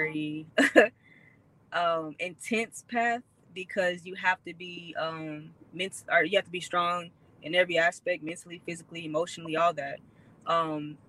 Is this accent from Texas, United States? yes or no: yes; Houston, Texas, United States; also born or lived in South Carolina; Growing up in Houston, I mean, Texas period